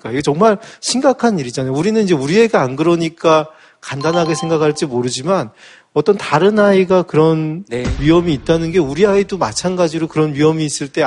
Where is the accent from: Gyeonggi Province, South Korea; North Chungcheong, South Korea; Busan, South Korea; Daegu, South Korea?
Busan, South Korea; now in Seoul, South Korea; 지금 완벽한 서울말 하고 있지만, 예, 5년 됐습니다.